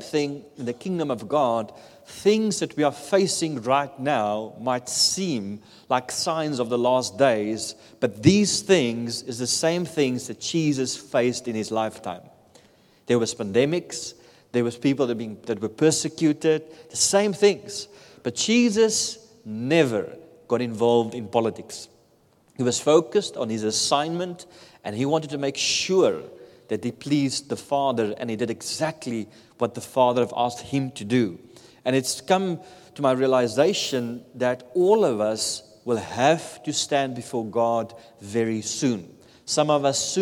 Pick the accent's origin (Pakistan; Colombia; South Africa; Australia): South Africa; moved away; I come from South Africa. In South Africa, we don't have any natural disasters.